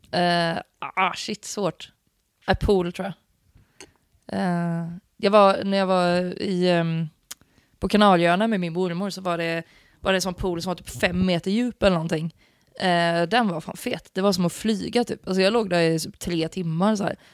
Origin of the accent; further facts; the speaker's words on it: Gothenburg, Västra Götaland, Sweden; also born or lived in Piteå; jag är ju liksom född och uppvuxen i Göteborg, med kranskommun ska sägas.